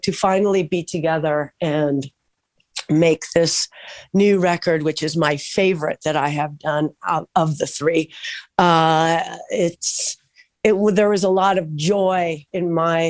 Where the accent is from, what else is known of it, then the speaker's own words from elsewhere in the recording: Southern California, United States; also born or lived in Mar del Plata, Argentina; I'm actually from Southern California. I've been here 40 years plus